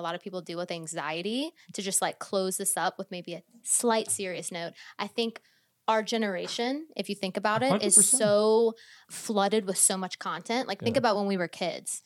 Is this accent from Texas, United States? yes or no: no; Louisiana, United States; I'm just me. I'm … from Louisiana.